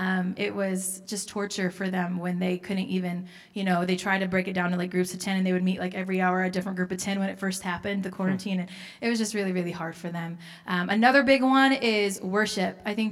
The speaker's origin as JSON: {"language": "English", "country": "United States", "tie": "born or raised there", "also_born_or_lived": "Haiti", "moved": "as an adult", "said": "growing up in America your whole life"}